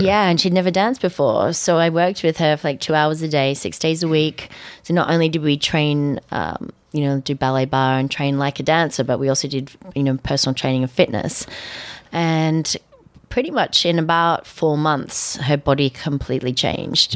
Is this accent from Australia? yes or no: yes; Australia; moved away as an adult; also born or lived in London / New York; growing up in Australia